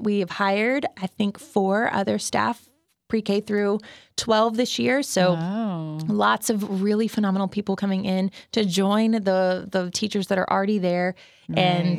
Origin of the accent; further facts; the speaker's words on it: Garland, Texas, United States; Shout out to Dr. Bissett from Garland High School, senior English class.